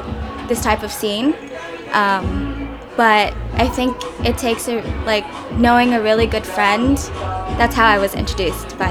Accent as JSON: {"language": "English", "region": "California", "country": "United States", "tie": "born or raised there", "also_born_or_lived": "Jackson, Mississippi", "moved": "as an adult", "lives_now": "New York City, United States", "said": "I was born and raised in California, but I lived in Jackson, Mississippi for like a year, and then I made the big move to New York"}